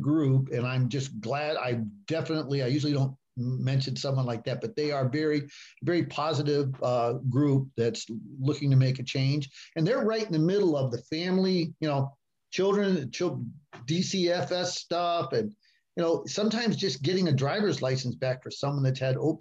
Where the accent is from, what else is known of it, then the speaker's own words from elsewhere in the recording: Ohio, United States; moved away; also born or lived in Chicago; I was born in Ohio